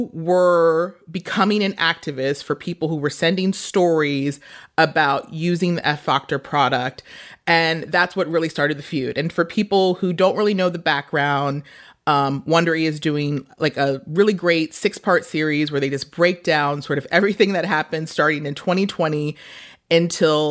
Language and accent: English; New York City, New York, United States; moved away as an adult; now in Los Angeles, United States; I just moved to LA. I am from Brooklyn.